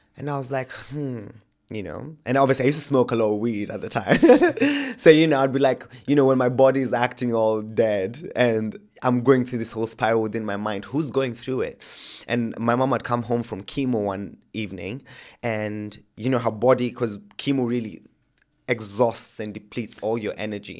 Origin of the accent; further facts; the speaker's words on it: Kenya; moved away as an adult; now in England; I was born and raised in Kenya, lived my life there.